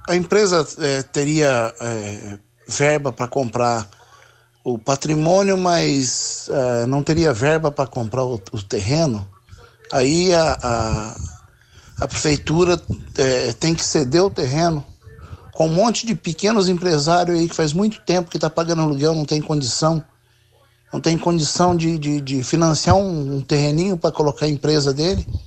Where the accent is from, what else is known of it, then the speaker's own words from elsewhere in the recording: Londrina, Paraná, Brazil; olha, eu sou nascido em Londrina, me criado em Londrina.